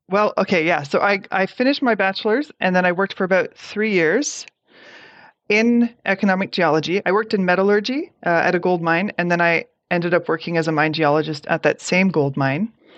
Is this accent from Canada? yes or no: yes; Toronto, Ontario, Canada; I grew up in Toronto, Canada